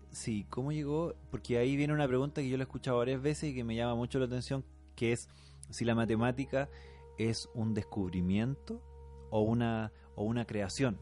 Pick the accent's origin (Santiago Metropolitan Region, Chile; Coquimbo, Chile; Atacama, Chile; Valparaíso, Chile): Atacama, Chile; born or raised there; moved away